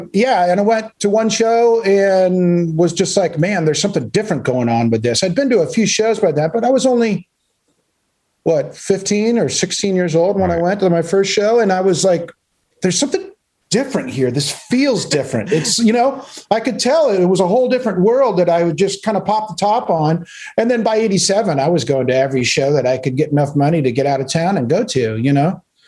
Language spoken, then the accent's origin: English; Palos Verdes, California, United States; I grew up in a spot too, also, but on the West Coast, opposite coast, called Palos Verdes.